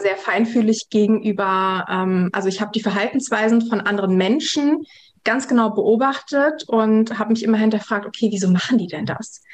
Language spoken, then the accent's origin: German; Germany; born or raised there; also born or lived in Kazakhstan